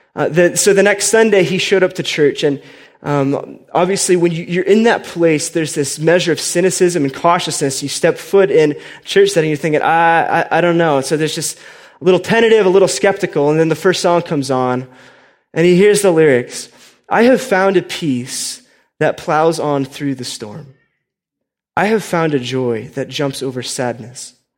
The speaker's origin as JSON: {"language": "English", "region": "Indiana", "country": "United States", "tie": "born or raised there", "moved": "yes", "lives_now": "Colorado, United States", "said": "I grew up in Indiana, right? Just as like a, lowly Midwestern boy"}